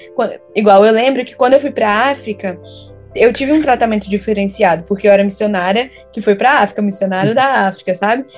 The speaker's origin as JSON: {"language": "Portuguese", "town": "Vitória", "region": "Espírito Santo", "country": "Brazil", "also_born_or_lived": "Recife / Hawaii", "moved": "yes", "said": "Eu sou de Vitória, Espírito Santo"}